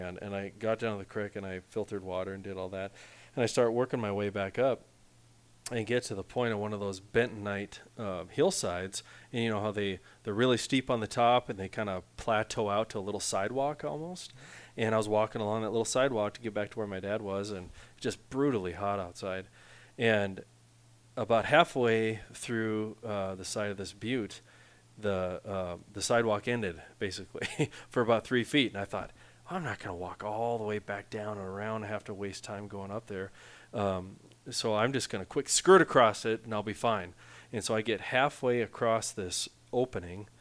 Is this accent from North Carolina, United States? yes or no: no; Western North Dakota, United States; I'm from Western North Dakota